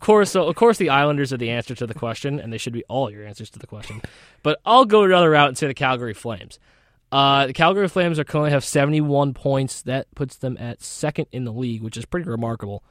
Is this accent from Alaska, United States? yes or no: no; Connecticut, United States; I'm also from Connecticut